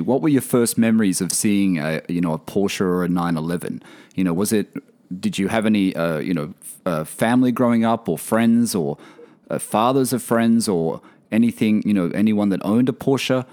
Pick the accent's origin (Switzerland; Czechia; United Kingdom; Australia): Australia; moved away